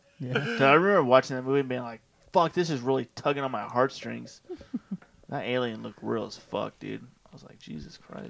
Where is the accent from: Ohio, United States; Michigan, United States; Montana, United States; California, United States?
California, United States; Southern; moved away; I grew up in SoCal